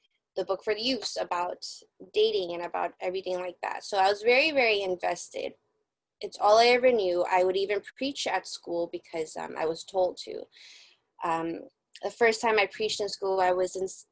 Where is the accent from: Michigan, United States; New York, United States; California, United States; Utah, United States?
California, United States; San Francisco; I am born and raised in San Francisco, California, United States